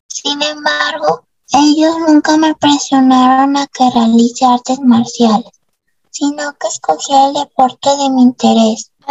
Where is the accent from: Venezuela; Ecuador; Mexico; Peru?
Peru; Lima; de febrero de 1990 en Lima y crecí en el distrito de San Martín de Porres, junto con mis padres y hermana.